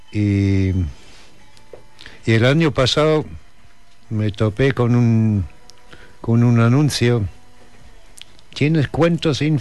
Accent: Germany; born there; nací en Alemania por accidente. Por el mismo accidente tengo pasaporte alemán tengo más familia en Estados Unidos que en Alemania.

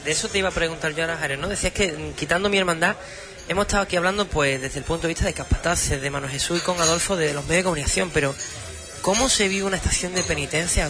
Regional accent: Huelva, Andalusia, Spain; nuestra Huelva

